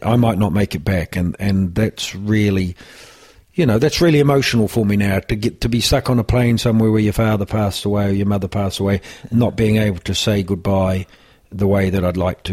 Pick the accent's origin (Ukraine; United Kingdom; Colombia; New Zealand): New Zealand; moved away as an adult; now in Ireland; growing up in New Zealand